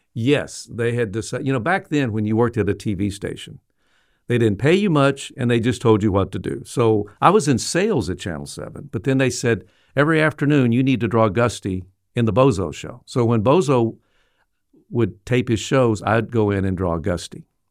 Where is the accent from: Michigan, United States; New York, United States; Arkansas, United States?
Arkansas, United States; Little Rock; I was from Little Rock.